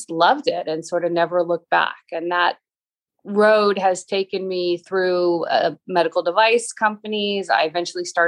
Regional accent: Boston, Massachusetts, United States; I grew up in Boston

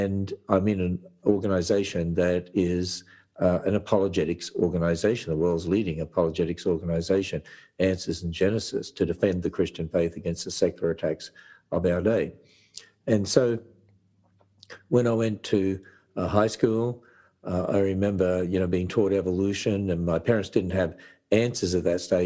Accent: Australia; I was brought up in Australia

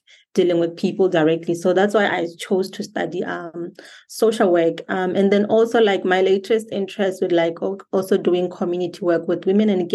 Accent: Botswana; I am from Botswana, born and raised.

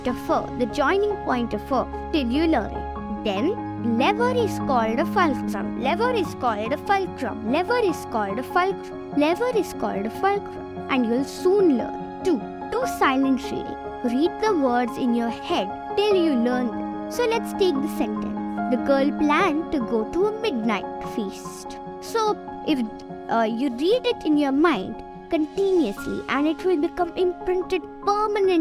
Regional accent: Bangalore, Karnataka, India; I'm 10 years old and I'm from Bangalore.

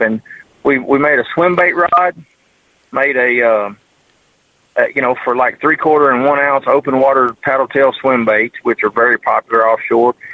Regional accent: United States; I'm from Mississippi River where you get a you get a jig bite in a willow bush

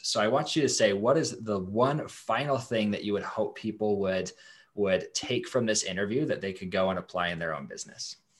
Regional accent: Idaho, United States; I'm from Idaho. We're in Idaho right now

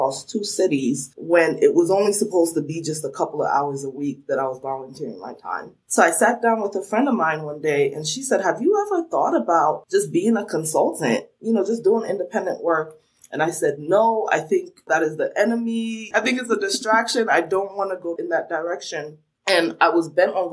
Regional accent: New Jersey, United States; accent: New Jersey (sounds like the Sopranos); also born or lived in Sierra Leone; now in Washington, D.C., United States; I grew up in New Jersey, so some people are quick to spot that accent because they say it sounds like the Sopranos

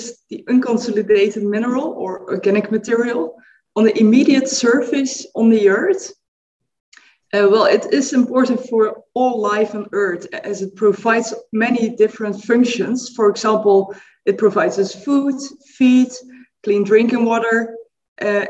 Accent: Netherlands; I'm coming from the Netherlands in Europe.

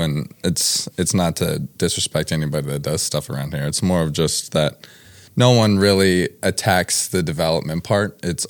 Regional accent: Louisville, Kentucky, United States; I grew up here in Louisville.

